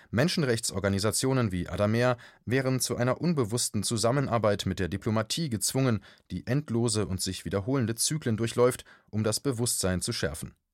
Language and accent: German; Germany